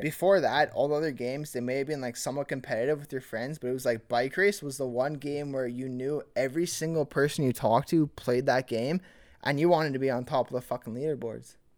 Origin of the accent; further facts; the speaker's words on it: Millet, Alberta, Canada; growing up in Millet